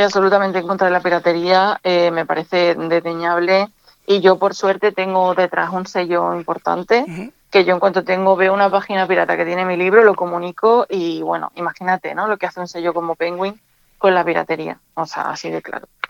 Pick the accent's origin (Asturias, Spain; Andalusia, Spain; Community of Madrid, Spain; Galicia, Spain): Andalusia, Spain; Andújar; also born or lived in Jaén; now in Málaga, Spain; yo vivo en Málaga, pero yo nací en, Jaén, pero me crié en Andújar.